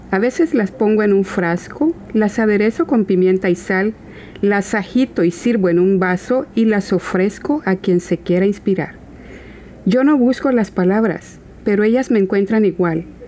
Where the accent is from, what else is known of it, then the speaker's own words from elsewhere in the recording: El Salvador; por parte de nuestro país, de El Salvador, de donde yo soy